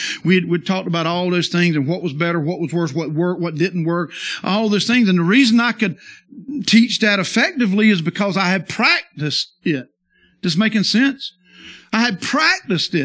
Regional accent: the South, United States; I'm from the South

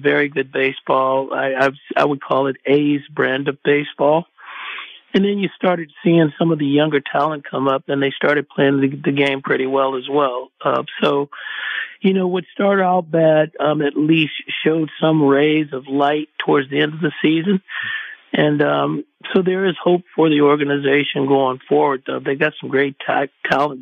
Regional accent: Oakland, California, United States; a Oaklander, mm-hmm. a person that's born and raised in the Bay Area and not far from the Coliseum

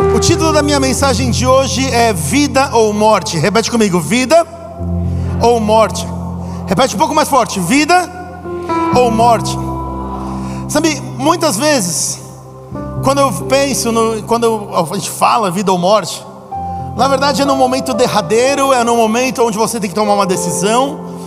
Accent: Brazil; para todos nós que somos brasileiros

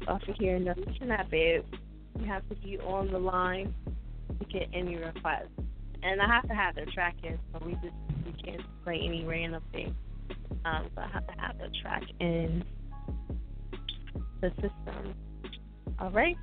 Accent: New Jersey, United States; I'm from Jersey

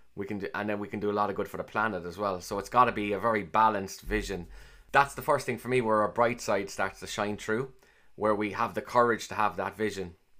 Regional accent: Cork, Munster, Ireland; accent: Cork; I sound like I'm from Cork, clearly. And for me, growing up as a young kid, I, I sounded like everyone else

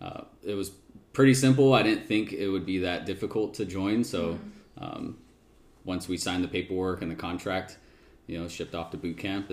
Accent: Yuma, Arizona, United States; also born or lived in Phoenix, Arizona; born and raised in, well, I was born in Phoenix and then pretty much raised in Yuma, Arizona.

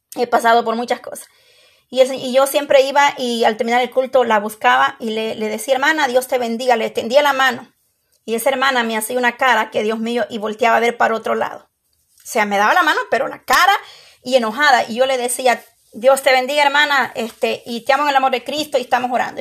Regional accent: El Salvador; moved away; Allá en mi país, El Salvador

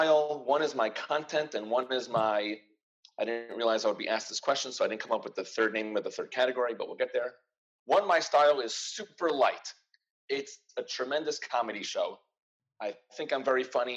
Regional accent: New York, United States; I am a New Yorker

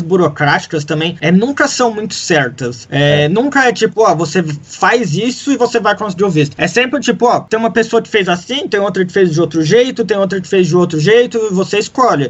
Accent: Brazil; moved away; a gente é brasileiro

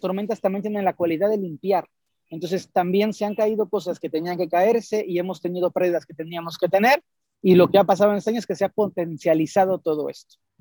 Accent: Mexico; en los templos mayas de Palenque, en Chiapas, en mi país

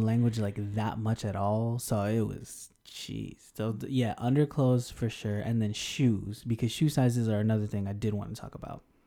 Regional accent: Denver, Colorado, United States; also born or lived in Houston, Texas; now in Japan; South Asian American from Denver, but Houston for life, always, always.

